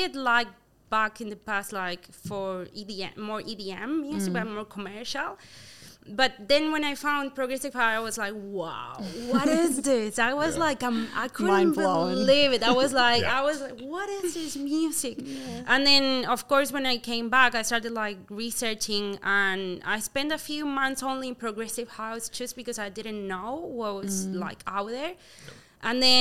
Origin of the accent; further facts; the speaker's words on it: Córdoba, Argentina; English is a second language; moved away as an adult; also born or lived in Buenos Aires, Argentina; now in New Zealand; my parents decided to move to Cordoba, which is another city that's smaller than Argentina. And I grew up there